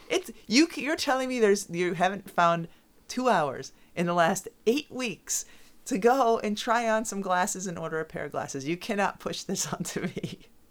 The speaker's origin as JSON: {"language": "English", "town": "Southwick", "region": "Massachusetts", "country": "United States", "tie": "born or raised there", "said": "the town where I grew up, Southwick, Massachusetts"}